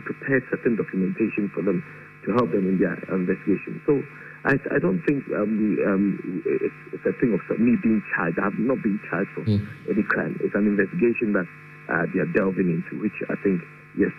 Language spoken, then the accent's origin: English; Ghana; as a Ghanaian